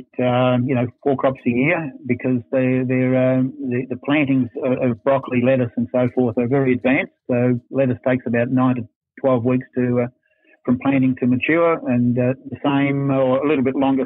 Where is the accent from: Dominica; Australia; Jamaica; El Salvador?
Australia; Werribee, Victoria; also born or lived in Hoppers Crossing / Sydney; I was born in Werribee at the Wandeen Hospital.